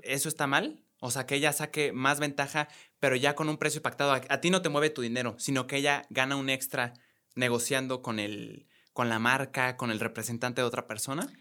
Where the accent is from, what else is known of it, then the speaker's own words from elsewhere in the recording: Mexico; los dos somos de aquí, de México